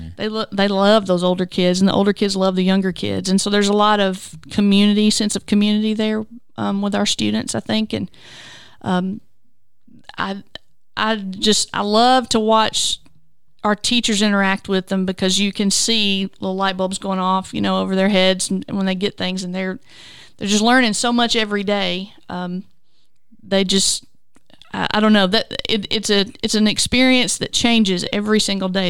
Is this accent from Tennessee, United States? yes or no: yes; Culleoka, Tennessee, United States; also born or lived in Hickman County, Tennessee; I grew up in Culiaca and, uh, attended Culiaca school for a number of years and then graduated at Columbia Academy